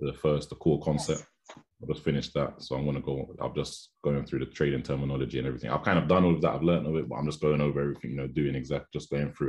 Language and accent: English; London, United Kingdom; So I'm from Southeast London.